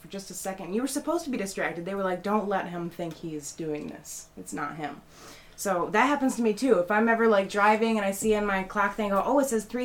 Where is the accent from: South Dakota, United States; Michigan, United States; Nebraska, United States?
Michigan, United States; Detroit; my hometown in Detroit.